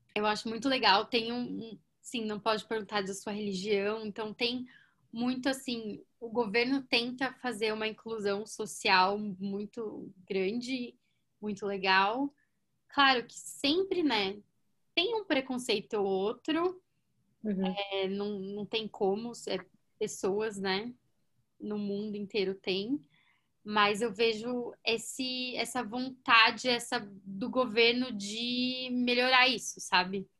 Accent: Brazil; moved away as an adult; also born or lived in United States; now in Canada; eu vou ter saudade da minha família no Brasil

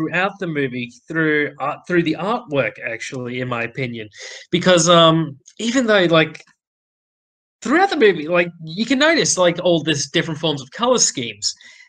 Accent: Australia; We're Aussie.

